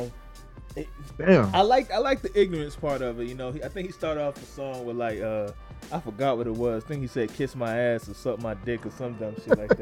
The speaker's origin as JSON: {"language": "English", "area": "the North", "region": "Northeast", "country": "United States", "said": "I'm from the North. I'm from, you know, I-95 North"}